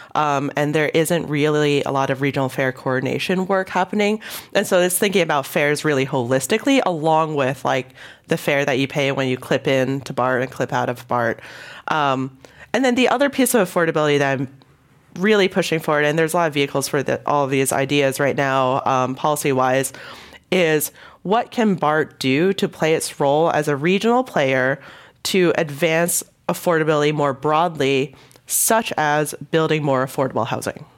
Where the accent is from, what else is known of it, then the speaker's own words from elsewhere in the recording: Hong Kong; moved away; I was born in Hong Kong